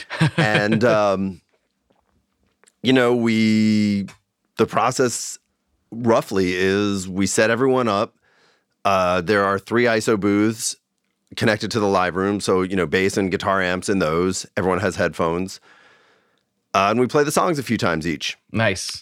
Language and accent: English; Long Island, New York, United States; now in Bay Area, United States; where I grew up in Long Island